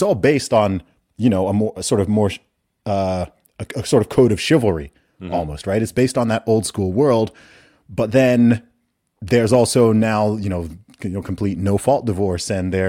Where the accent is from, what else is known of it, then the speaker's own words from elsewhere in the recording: Saudi Arabia; I'm also from a Nigerian background. I'm not like totally westernized. I grew up in Saudi Arabia in the Middle East.